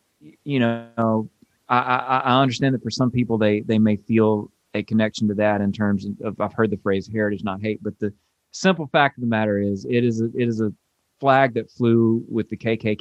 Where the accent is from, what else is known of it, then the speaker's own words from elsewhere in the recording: Mississippi, United States; my home state's history.